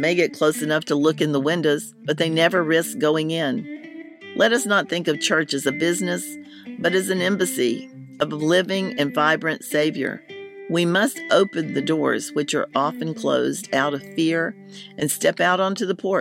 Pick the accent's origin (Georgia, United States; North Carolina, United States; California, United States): North Carolina, United States; Hillsborough; The next town was Hillsborough, which is the name of my hometown